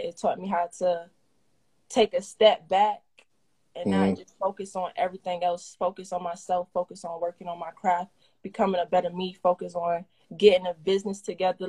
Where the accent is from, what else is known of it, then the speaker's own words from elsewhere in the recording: Norfolk, Virginia, United States; I'm from Norfolk, for sure.